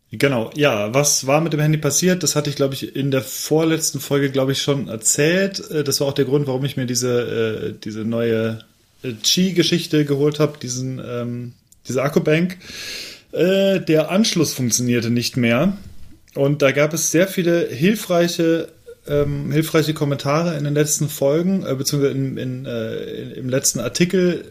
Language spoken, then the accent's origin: German; Overath, North Rhine-Westphalia, Germany; ich komme ja aus Overath